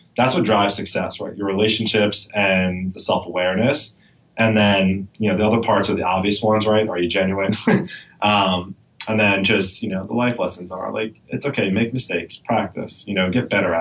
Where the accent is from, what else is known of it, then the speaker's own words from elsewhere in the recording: New York, United States; I speak fast. I'm a New Yorker. I'm from here